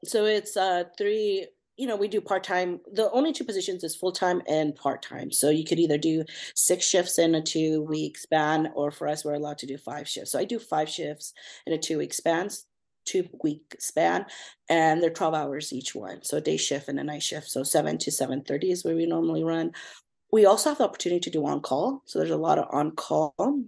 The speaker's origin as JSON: {"language": "English", "town": "Fillmore", "region": "California", "country": "United States", "tie": "born or raised there", "also_born_or_lived": "Los Angeles", "said": "I grew up in Southern California, really small town called Fillmore"}